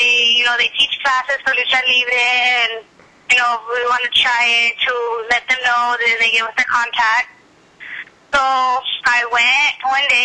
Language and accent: English; Santa Ana, California, United States; I'm actually from California, from Santa Ana. I was born and raised in Santa Ana.